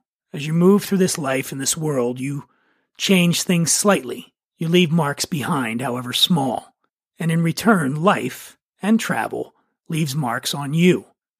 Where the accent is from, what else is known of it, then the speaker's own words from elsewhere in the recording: Philadelphia, Pennsylvania, United States; I'm from Philly